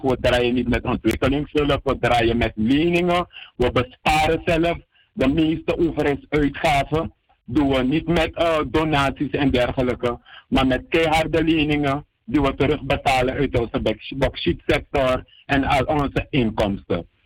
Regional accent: Suriname; als Surinamers

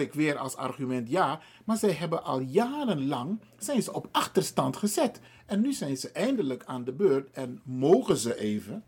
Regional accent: Suriname; now in Netherlands; de Surinaamse samenleving

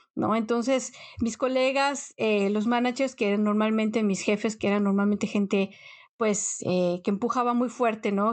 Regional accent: Mexico; moved away as an adult; now in Netherlands; llevas más tiempo en un país extranjero que en el país donde naciste, o sea, es algo que yo no me lo creo. Pero bueno, definitivamente soy mexicana

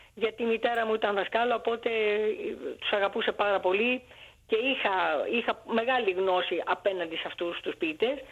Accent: Greece; also born or lived in Alexandria, Egypt; Γεννήθηκα στην Αλεξάνδρεια της Αιγύπτου από Έλληνες γονείς

